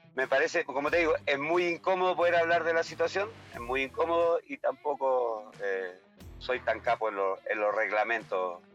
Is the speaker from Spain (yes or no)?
no; Chile; moved away as an adult; now in Ecuador; trabajo yo acá, soy chileno